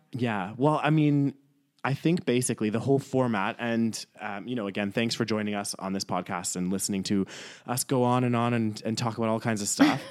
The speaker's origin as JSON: {"language": "English", "town": "Calgary", "region": "Alberta", "country": "Canada", "tie": "born or raised there", "also_born_or_lived": "York, England / Newcastle, England", "said": "lived in Calgary for majority of my life"}